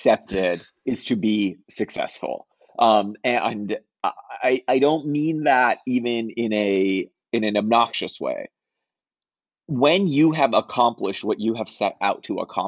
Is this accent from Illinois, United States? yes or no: yes; Chicago, Illinois, United States; when I was growing up in Chicago, we were a very tight-knit Ismaili community in Chicago